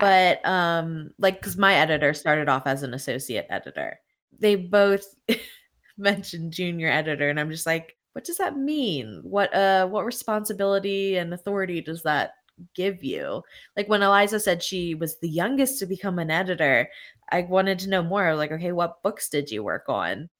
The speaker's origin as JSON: {"language": "English", "region": "Pennsylvania", "country": "United States", "said": "I'm from Pennsylvania, there are a lot of cities around here that end in Berg"}